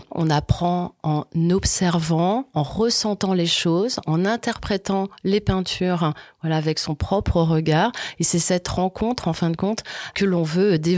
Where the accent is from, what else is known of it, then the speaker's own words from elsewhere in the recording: Auvergne-Rhône-Alpes, France; Moi, je suis originaire de la Haute-Loire, donc je connais le musée Crozatier depuis ma tendre enfance.